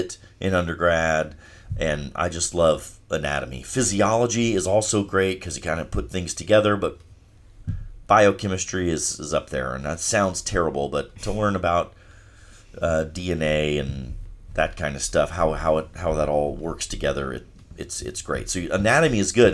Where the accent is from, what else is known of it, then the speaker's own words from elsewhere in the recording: Charleston, South Carolina, United States; I'm from Charleston, and I love the city